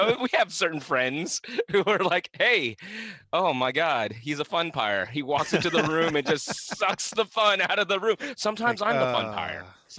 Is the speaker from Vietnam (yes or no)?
yes; Vietnam; But no, I'm from the South, but I'm from South Vietnam, dude.